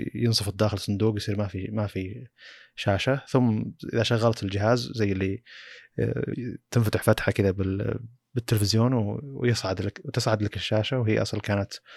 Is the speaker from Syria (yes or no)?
no; Saudi Arabia; عندنا في السعوديه